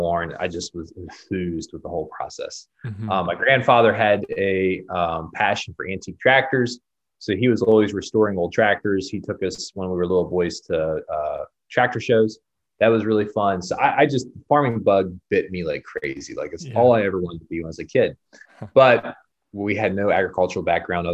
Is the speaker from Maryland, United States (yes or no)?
yes; Northern Maryland, United States; moved away as an adult; also born or lived in Pennsylvania; now in Middlebrook, Virginia, United States; I grew up in Northern Maryland.